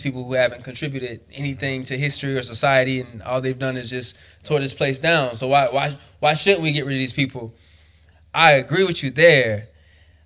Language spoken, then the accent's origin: English; Florida, United States; I was born and raised in Florida.